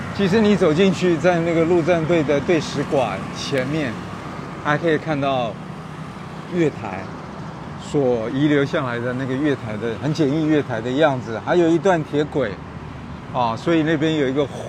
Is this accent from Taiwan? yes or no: yes; Kaohsiung, Taiwan; 我们以前从小在这边长大的